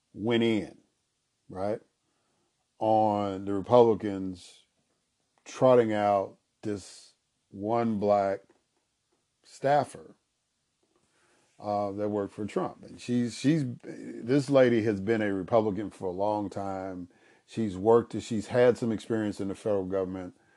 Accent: United States; I grew up in the United States of America and speak the English language

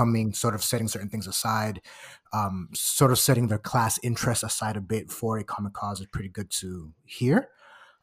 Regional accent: Aguadilla, Puerto Rico; you're from my hometown, shout out Aguadilla

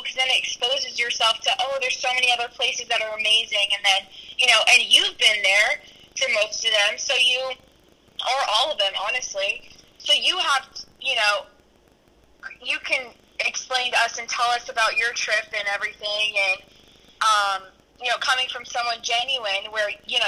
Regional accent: North Carolina, United States; we're from North Carolina

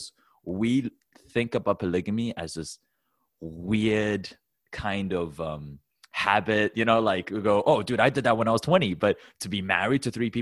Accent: Taiwan; I come from Taiwan

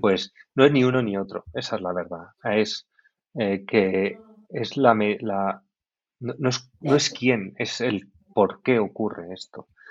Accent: Valencian Community, Spain; yo que soy valenciano

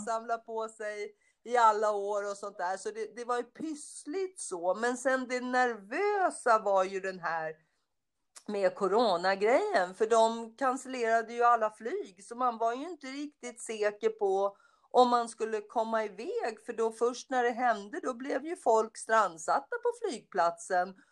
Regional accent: Stockholm, Stockholm County, Sweden; moved away as an adult; also born or lived in United States; jag är ju från Söder också och när jag växte upp och bodde på Söder när jag var liten

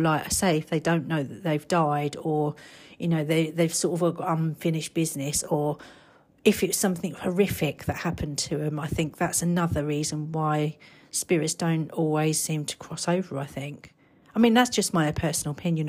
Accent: United Kingdom; I'm British and I'm not, uh, an American

